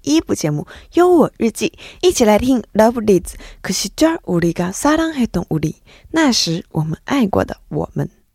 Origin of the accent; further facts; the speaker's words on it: China; 作为一个中国人